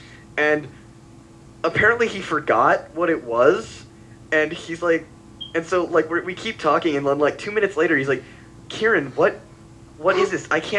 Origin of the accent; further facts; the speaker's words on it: California, United States; Yeah, but I'm from California.